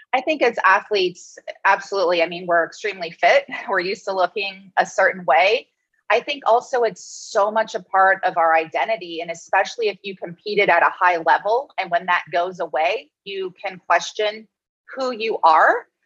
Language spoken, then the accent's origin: English; Cincinnati, Ohio, United States; moved away as an adult; also born or lived in Pennsylvania; I grew up in Cincinnati, Ohio